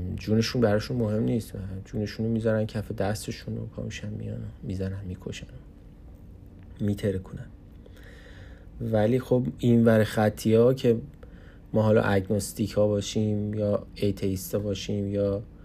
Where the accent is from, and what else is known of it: Iran; moved away as an adult; now in Canada